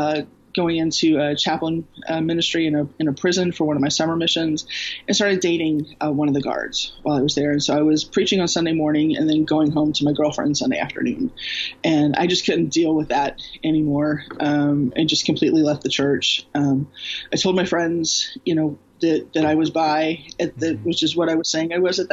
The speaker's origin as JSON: {"language": "English", "town": "Houston", "region": "Texas", "country": "United States", "tie": "born or raised there", "said": "I grew up in Houston, Southern Baptist"}